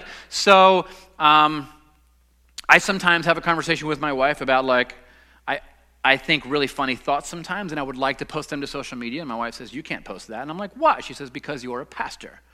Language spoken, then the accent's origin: English; Los Angeles, California, United States; now in Southern United States; I'm a Southerner, I guess, even though I grew up in Los Angeles, but I'm here now.